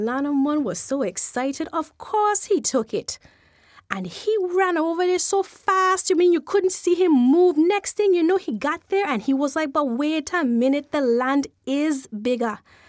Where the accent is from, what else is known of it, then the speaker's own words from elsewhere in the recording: Saint Thomas, U.S. Virgin Islands; born there; And I was born in St. Thomas.